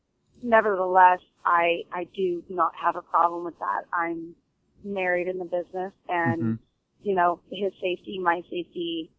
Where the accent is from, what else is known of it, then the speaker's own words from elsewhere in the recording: California, United States; Well, I'm from California, and my family's from the East Coast, but I am a California born and raised.